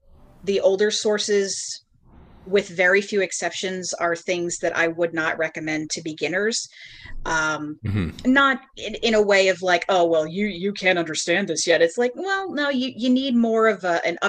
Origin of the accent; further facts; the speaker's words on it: Bucks County, Pennsylvania, United States; I grew up in the wilds of Bucks County in Pennsylvania.